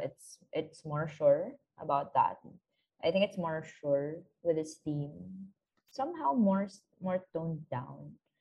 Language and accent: English; Philippines; I am from the Philippines, way here in Asia